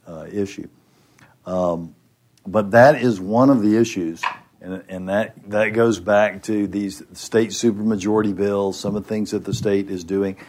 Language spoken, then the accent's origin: English; Dallas, Texas, United States; I'm from Dallas